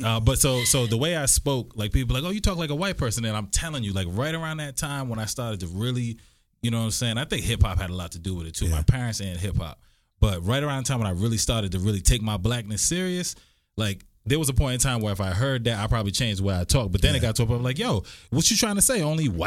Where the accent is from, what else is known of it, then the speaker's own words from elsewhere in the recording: Rhode Island, United States; moved away; I grew up in Rhode Island, so it's like Northeast, and with people, like, you know what I'm saying, growing up, now, my parents spoke with an African accent, right?